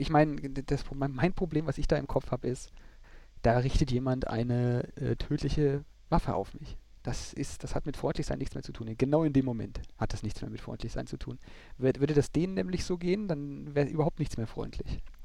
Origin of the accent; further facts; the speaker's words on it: Germany; wir als Deutsche